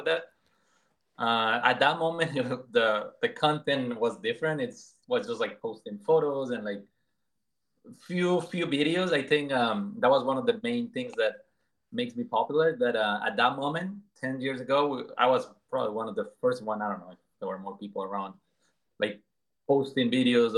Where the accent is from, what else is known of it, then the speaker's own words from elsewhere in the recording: Colombia; moved away as an adult; now in Boston, United States; I am from Colombia, born and raised in Colombia. I came here when I was like 18 years old